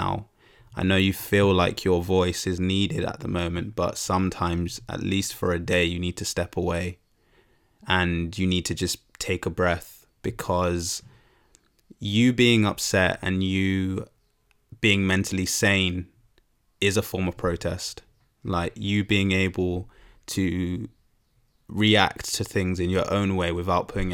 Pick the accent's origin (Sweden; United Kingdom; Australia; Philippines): United Kingdom; as Black British people